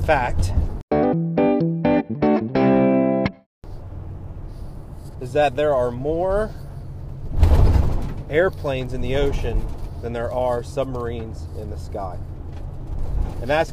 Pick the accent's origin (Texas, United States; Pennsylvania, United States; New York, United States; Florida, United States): Pennsylvania, United States; Central; I'm from Central Pennsylvania